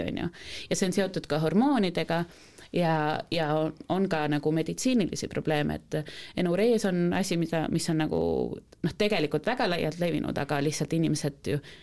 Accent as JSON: {"language": "Estonian", "country": "Estonia", "said": "me oleme eestlased"}